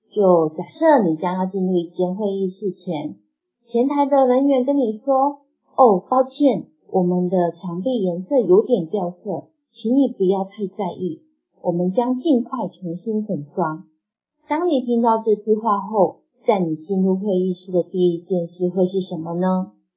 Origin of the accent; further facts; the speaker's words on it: Taiwan; now in Cambodia; 第一次时我当时回台湾，因此呢，在我家乡录音